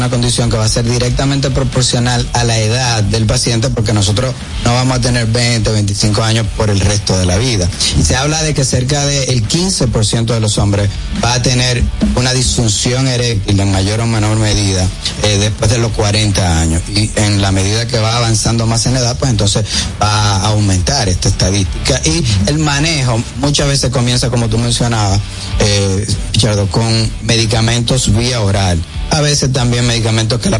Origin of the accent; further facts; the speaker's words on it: La Vega, Dominican Republic; Yo nací en La Vega